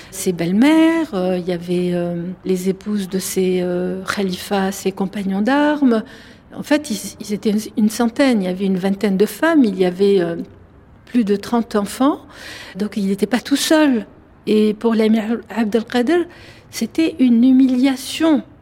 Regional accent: Algiers, Algiers Province, Algeria; moved away as an adult; now in France; j'ai 50 ans, je suis née à Alger, je vis en France depuis pratiquement 30 ans maintenant, c'est-à-dire euh, en France plus qu'en Algérie.

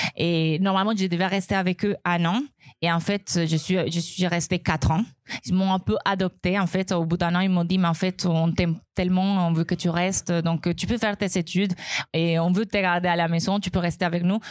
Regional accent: Colombia; accent: Colombian; French is a second language; moved away as an adult; now in France; mon accent colombien. Ça fait 12 ans que je suis ici

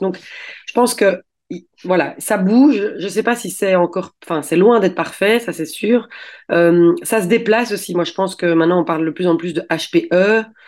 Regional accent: Belgium; je suis belge

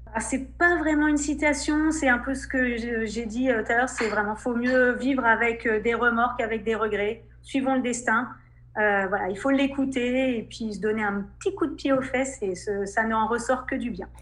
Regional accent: France; moved away as an adult; now in Saudi Arabia; on est français

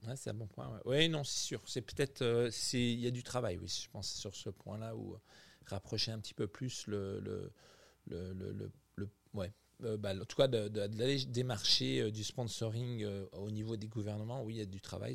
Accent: France; also born or lived in Quebec; now in Montreal, Canada; nous, en tant que Français, quand on vient vivre au Québec

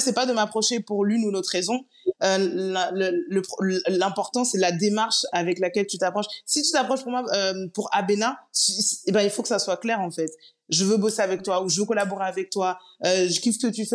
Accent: Paris, Île-de-France, France; moved away as an adult; also born or lived in Guadeloupe; je suis née, j'ai grandi à Paris, mais je suis guadeloupéenne et très très fière de l'être

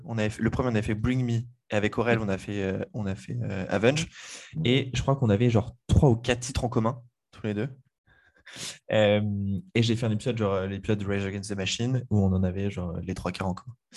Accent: Le Mans, Pays de la Loire, France; je suis originaire du Mans, pas de, pas de Paris

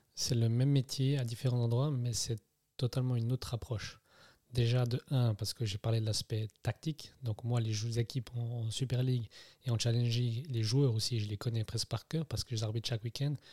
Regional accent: Neuchâtel, Switzerland; also born or lived in Germany; je suis né en Allemagne en 89. je suis parti après, à l'âge de 3 ans, je suis arrivé à Neuchâtel, mhm. où j'ai fait finalement toute ma jeunesse

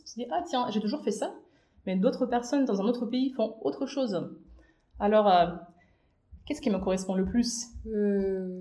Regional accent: Minsk, Belarus; moved away as an adult; also born or lived in China; je suis née et j'ai grandi à Minsk, à la capitale de la Biélorussie

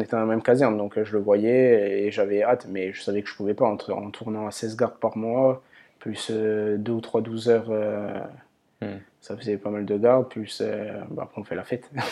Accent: Ajaccio, Corsica, France; moved away; also born or lived in Paris; je suis né à Ajaccio

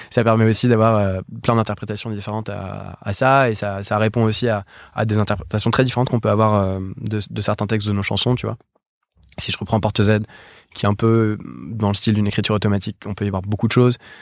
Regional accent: Paris, Île-de-France, France; on vient tous de Paris

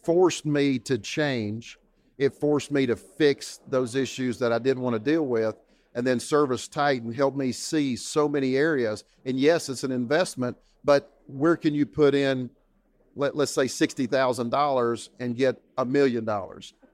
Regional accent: East Tennessee, United States; to East Tennessee, back to my hometown

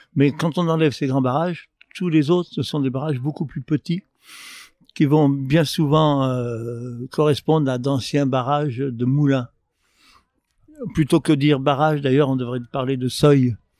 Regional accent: Lyon, Auvergne-Rhône-Alpes, France; à Lyon, je suis lyonnais

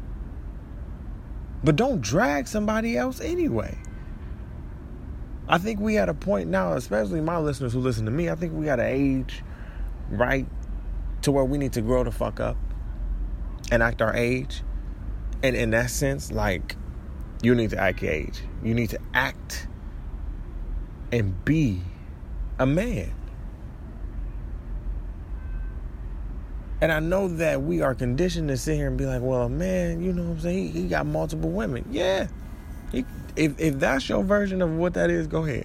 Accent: Detroit, Michigan, United States; moved away; also born or lived in Florida; I claim Detroit

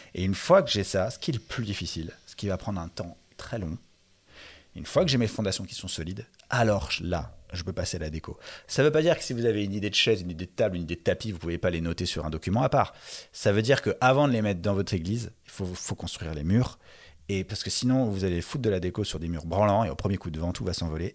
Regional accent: Paris suburbs, Île-de-France, France; j'ai grandi dans un pavillon de banlieue parisienne

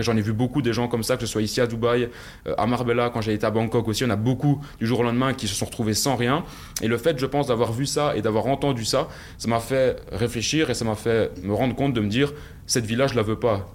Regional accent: Belgium; accent: Belgian; viens de, Belgique, je pense que ça s'entend euh, à mon accent

